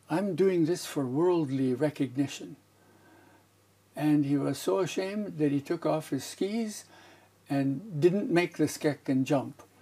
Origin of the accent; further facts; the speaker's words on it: Beijing, China; born there; also born or lived in United States; I was born in the British hospital in Beijing, China, because I was too big a baby for my athletic mother, so that it had to be a cesarean operation. So that's my beginning.